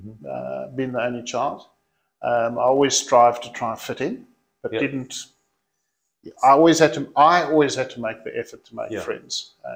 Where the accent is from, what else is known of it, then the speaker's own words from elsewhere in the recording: Cape Town, Western Cape, South Africa; moved away; I was born in Cape Town, yes.